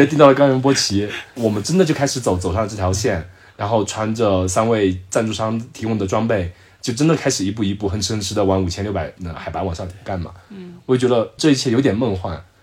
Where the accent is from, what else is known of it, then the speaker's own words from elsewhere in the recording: Zhejiang, China; 我浙江的